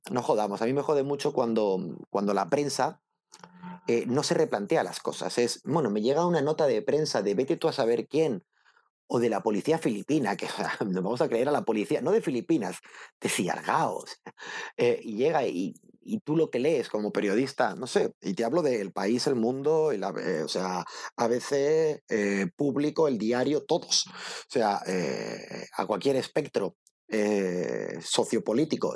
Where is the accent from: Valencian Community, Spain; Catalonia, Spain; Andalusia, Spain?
Catalonia, Spain; El Prat de Llobregat; moved away as an adult; also born or lived in Barcelona; yo soy del Prat de Llobregat